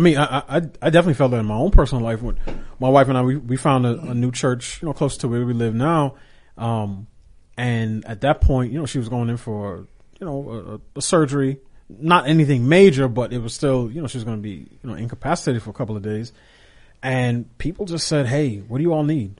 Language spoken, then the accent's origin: English; New York, United States; as a kid growing up in New York